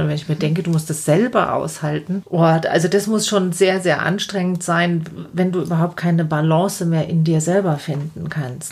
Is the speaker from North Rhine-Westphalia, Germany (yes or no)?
no; Lower Bavaria, Germany; bei uns in Niederbayern